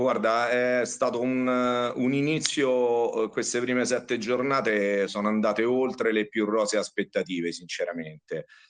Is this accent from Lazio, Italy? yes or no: yes; Riano, Lazio, Italy; Ho giocato massimo in seconda categoria, sempre qui a Riano nel mio paese